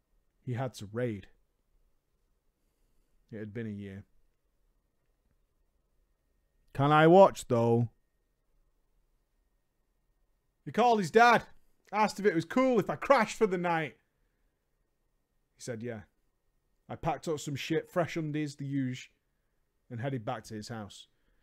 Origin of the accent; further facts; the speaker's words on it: the South, United States; I've been an avid gamer for all my life, but growing up in the South...